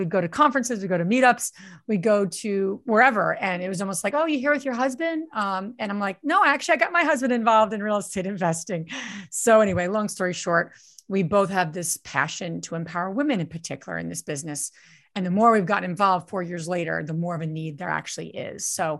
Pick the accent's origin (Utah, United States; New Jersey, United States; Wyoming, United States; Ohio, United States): New Jersey, United States; now in Pennsylvania, United States; But I grew up in New Jersey, so I am a true and true Jersey girl. I live in Pennsylvania now